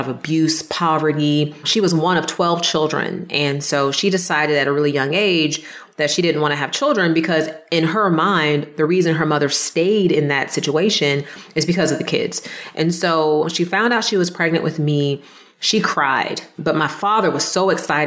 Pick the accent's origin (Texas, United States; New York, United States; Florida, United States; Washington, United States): Florida, United States; Jacksonville; also born or lived in East Orange, New Jersey; now in Gainesville, United States; I grew up in Jacksonville, Florida, and I was actually born in East Orange, New Jersey.